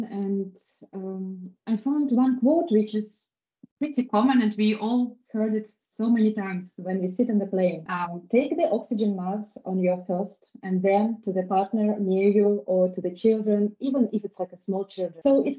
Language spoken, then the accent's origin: English; Belarus; English is a second language; I'm from Belarus.